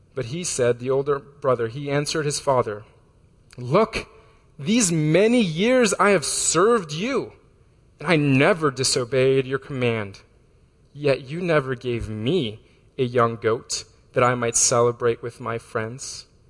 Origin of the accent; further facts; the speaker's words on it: Florida, United States; moved away; I'm from Florida